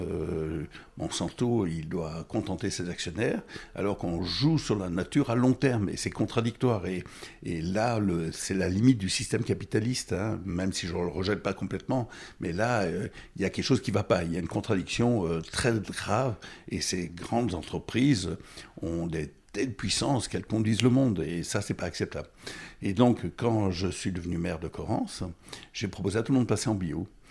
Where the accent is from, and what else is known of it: Correns, Provence-Alpes-Côte d'Azur, France; born or raised there; also born or lived in Burundi / Goma, DR Congo / Bukavu, DR Congo / Rwanda